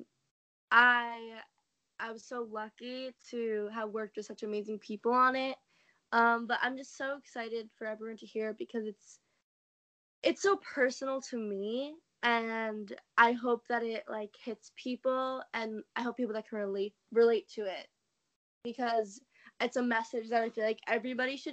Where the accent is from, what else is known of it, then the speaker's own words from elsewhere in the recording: New York, United States; I am from New York